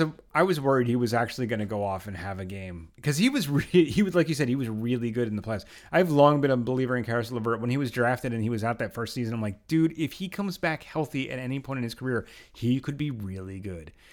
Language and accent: English; outside of Philadelphia, Pennsylvania, United States; moved away as an adult; now in Brooklyn, United States; I did live outside of Philadelphia for most of my life